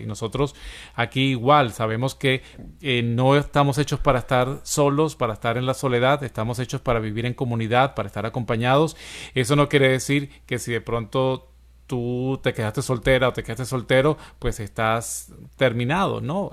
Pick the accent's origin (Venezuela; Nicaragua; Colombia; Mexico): Venezuela; moved away; en mi país, Venezuela